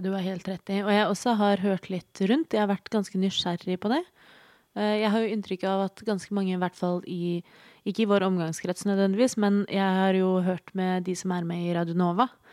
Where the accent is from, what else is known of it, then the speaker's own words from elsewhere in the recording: Oslo, Norway; jeg er født og oppvokst i Oslo